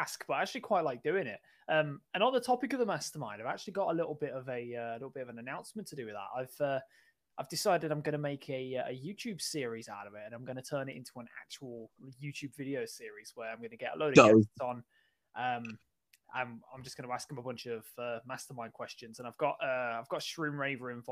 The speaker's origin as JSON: {"language": "English", "town": "Birmingham", "region": "West Midlands", "country": "United Kingdom", "said": "I'm from Birmingham. We're both really from Birmingham."}